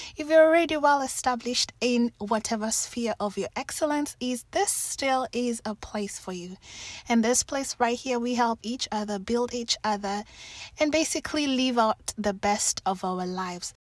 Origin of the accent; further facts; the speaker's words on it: Kenya; also born or lived in Germany / Finland; now in Seattle, United States; I've been born and raised in Kenya